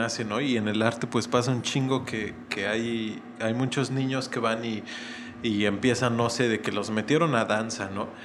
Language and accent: Spanish; Morelia, Michoacán, Mexico; moved away as an adult; now in Mexico City, Mexico; yo soy de Morelia, Michoacán